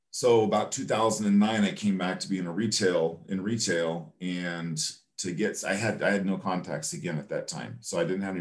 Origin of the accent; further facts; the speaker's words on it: California, United States; even though I was from California, I haven't really done any California purchase business just because all those relationships had gone away.